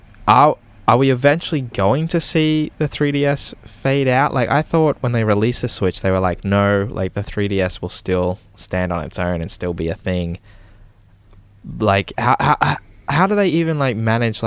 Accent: Queensland, Australia; accent: Queensland; my Queensland accent

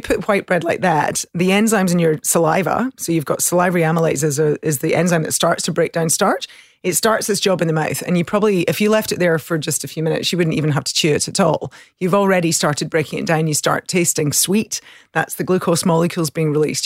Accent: the country south of Glasgow, Scotland, United Kingdom; accent: country accent; moved away; I grew up in the country, um, south of Glasgow, so in the country, which is, I think people are always surprised by my accent, but the country accent tends to be a little softer.

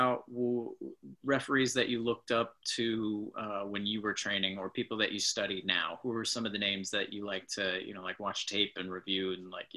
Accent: Oakland, California, United States; a self-professed like Raiders fan because I'm from Oakland

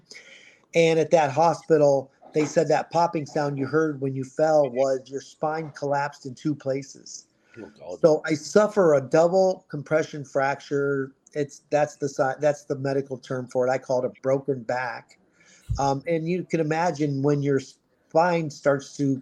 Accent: Ohio, United States; moved away as an adult; now in Scottsdale, United States; I was born in Ohio

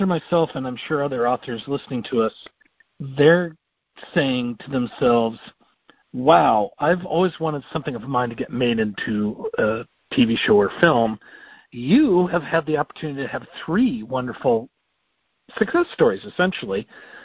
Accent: United States; I grew up near Idaho

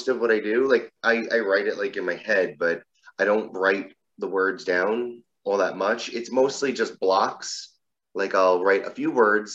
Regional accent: New Jersey, United States; I live in New Jersey. I've lived here just about my entire life

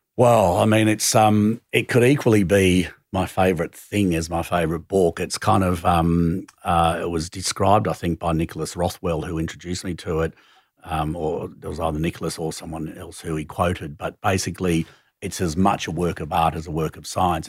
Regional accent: Sydney, New South Wales, Australia; moved away as an adult; also born or lived in Hong Kong / London; growing up in Glebe was, you know, I had a pretty lefty kind of socially active family.

